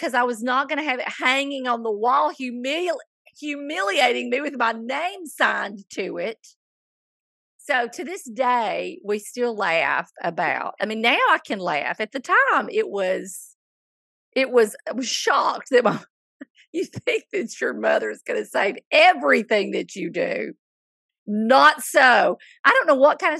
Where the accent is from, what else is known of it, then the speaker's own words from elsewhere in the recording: Coleman, the South, United States; my hometown of Coleman